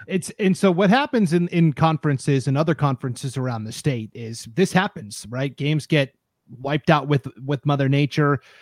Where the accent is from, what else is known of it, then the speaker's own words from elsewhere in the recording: Montana, United States; now in Idaho, United States; I'm from Montana